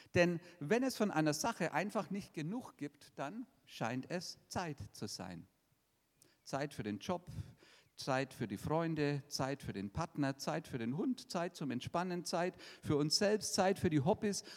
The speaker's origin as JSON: {"language": "German", "area": "50 km from Nuremberg", "region": "Bavaria", "country": "Germany", "tie": "born or raised there", "said": "das ist von meinem Heimatort nur 50 Kilometer weg"}